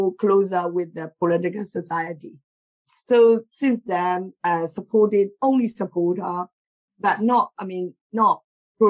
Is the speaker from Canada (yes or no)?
no; Myanmar; moved away as an adult; now in United Kingdom; I grew up in Myanmar until I was 26. I came here in 26 years old.